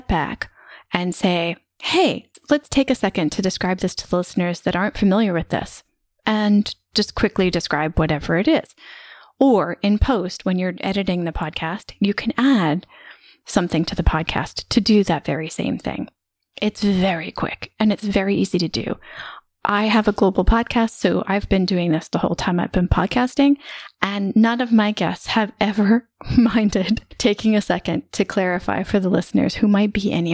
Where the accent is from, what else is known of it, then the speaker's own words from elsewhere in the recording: United States; moved away as an adult; I spent the majority of the past 16 years living outside my home country, which is the US.